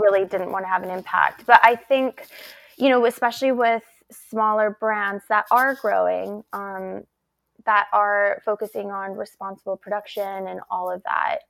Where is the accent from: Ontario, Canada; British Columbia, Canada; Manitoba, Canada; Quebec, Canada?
British Columbia, Canada; Vancouver; I also grew up in Canada, and as a child, you're really taught how to have respect for the planet. And it, it was a really beautiful childhood, you know, growing up in Vancouver